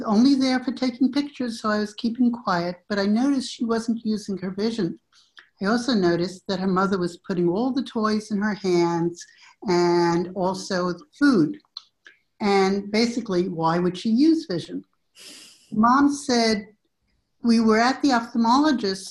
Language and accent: English; New York City, New York, United States; moved away as an adult; also born or lived in Illinois / Nashville, Tennessee; now in Austin, United States; I live in Austin, Texas, but I'm originally a New Yorker. Grew up in New York City